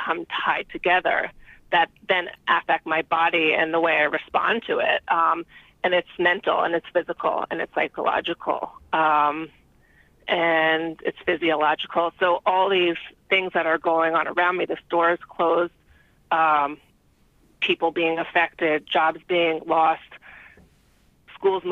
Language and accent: English; New York City, New York, United States; I'm from New York City.